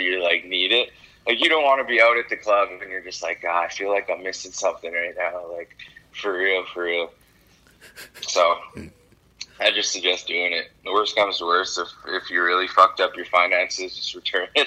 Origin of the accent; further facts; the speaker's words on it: Timmins, Ontario, Canada; I'm from Timmins